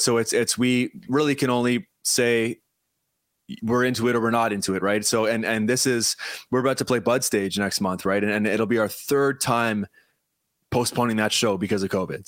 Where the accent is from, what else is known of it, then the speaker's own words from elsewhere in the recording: Paris, Ontario, Canada; I'm from actually from Paris, Ontario